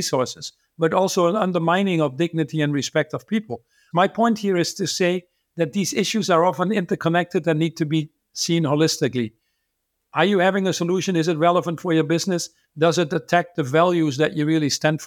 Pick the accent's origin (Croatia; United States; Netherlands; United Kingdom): Netherlands; I was born in the Netherlands